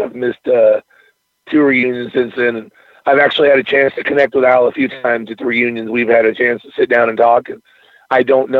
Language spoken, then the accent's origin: English; Eureka, California, United States; moved away; Eureka, California, where I moved from. It was my hometown.